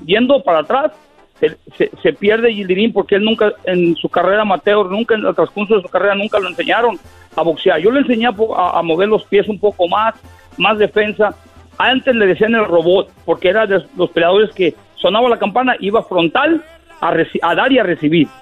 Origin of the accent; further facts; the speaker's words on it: Michoacán, Mexico; moved away; Yo nací en Michoacán, en un pueblito en el cerro